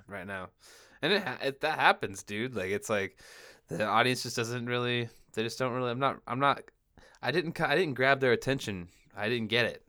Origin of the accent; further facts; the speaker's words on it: Washington, United States; moved away as an adult; now in California, United States; I moved from Washington State to California, and, like, Washington State, where I was from